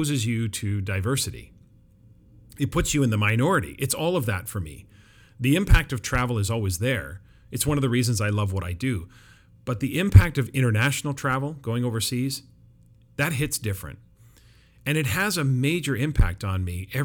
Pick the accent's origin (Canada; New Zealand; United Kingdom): Canada; Vancouver, British Columbia; where I live, the Metro Vancouver area, is one of the most diverse cities in the world, so it's not like I'm not used to living in a multicultural city, but it's my hometown